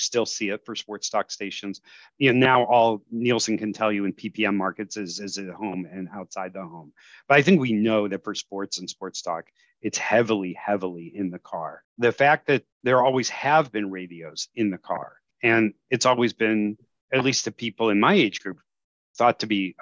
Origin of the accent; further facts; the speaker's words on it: the Chicago suburbs, Illinois, United States; now in New Jersey, United States; I grew up in the Chicago suburbs